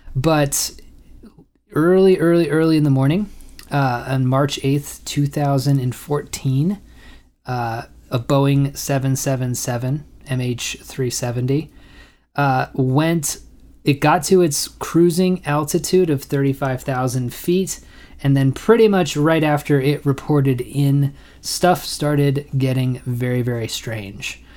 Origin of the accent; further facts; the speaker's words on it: United States; I'm an American